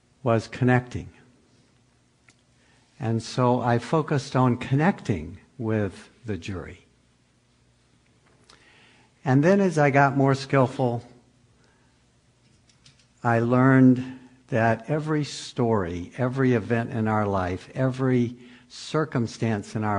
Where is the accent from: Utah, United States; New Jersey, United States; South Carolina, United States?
South Carolina, United States; Pickens County; moved away as an adult; now in California, United States; I'm from Pickens County, South Carolina, and come from about 8 or 9 generations of Southern Baptist preacher